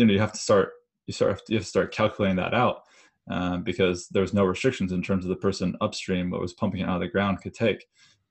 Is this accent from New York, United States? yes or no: no; Idaho, United States; my hometown is in Idaho